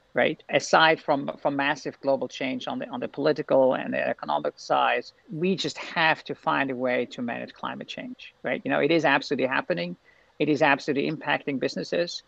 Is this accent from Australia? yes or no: no; Austria; moved away; also born or lived in Glasgow; in Austria we say there is no bad weather, there's just bad clothing